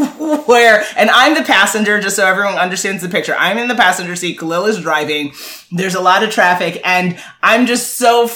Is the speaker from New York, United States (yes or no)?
yes; New York, United States; We're from New York, if you know anything about New York, you know that it is a very interesting arena to live and grow up